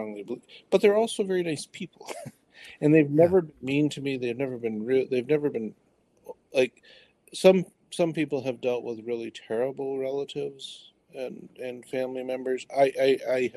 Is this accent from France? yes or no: no; Detroit, Michigan, United States; I grew up in Detroit. So Southeast Michigan